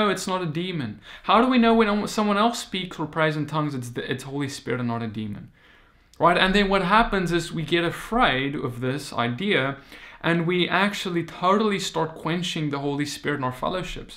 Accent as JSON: {"language": "English", "country": "South Africa", "moved": "yes", "said": "I come from South Africa"}